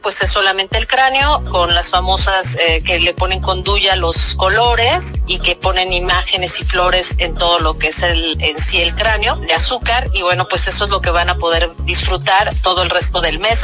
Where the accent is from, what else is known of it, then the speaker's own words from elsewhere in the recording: Mexico; nosotros no fuimos la excepción, como mexicanos